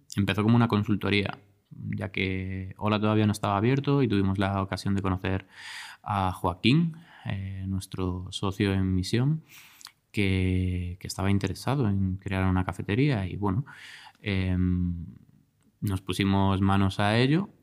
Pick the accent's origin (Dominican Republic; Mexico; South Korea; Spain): Spain; Galicia; moved away as an adult; also born or lived in Barcelona; yo soy gallego